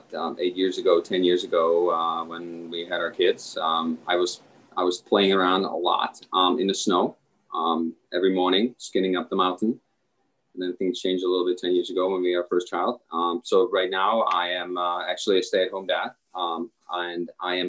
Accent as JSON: {"language": "English", "country": "Czechia", "also_born_or_lived": "Michigan, United States", "second_language": "English", "moved": "as an adult", "lives_now": "Stowe, United States", "said": "I am actually originally from the Czech Republic. I've come to the United States in the early 90s, and tennis was really what brought me over."}